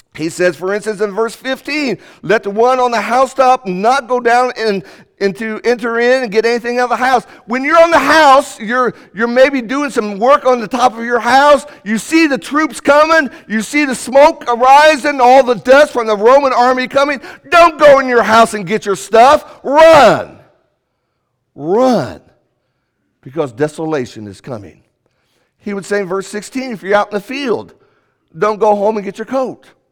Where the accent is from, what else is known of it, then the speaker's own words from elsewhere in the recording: United States; also born or lived in Indiana / Kentucky; Before we are Americans, before we are Hoosiers, We're from the Commonwealth